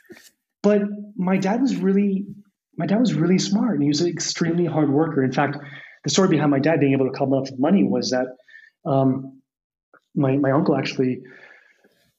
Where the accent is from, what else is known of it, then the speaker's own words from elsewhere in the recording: Washington, District of Columbia, United States; I was born in Washington, D.C.